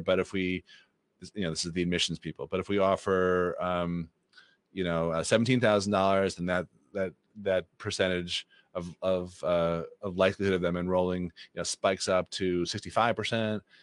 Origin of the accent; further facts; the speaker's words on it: Boston, Massachusetts, United States; who I grew up with in the Boston area